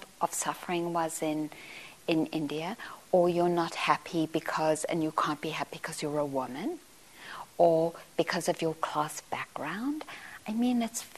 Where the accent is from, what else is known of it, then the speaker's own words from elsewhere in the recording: Johannesburg, Gauteng, South Africa; I grew up in Johannesburg